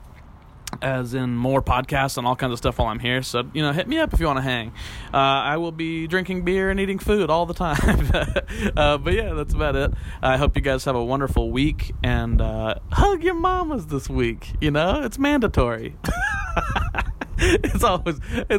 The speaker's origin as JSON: {"language": "English", "town": "Wichita", "region": "Kansas", "country": "United States", "tie": "born or raised there", "also_born_or_lived": "West Hollywood, Los Angeles", "moved": "as an adult", "lives_now": "Los Angeles, United States", "said": "my hometown of Wichita, Kansas"}